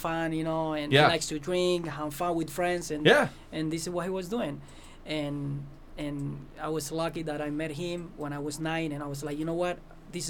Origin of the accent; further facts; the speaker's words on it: Cuba; English is a second language; moved away as an adult; now in Las Vegas, United States; I'm from Cuba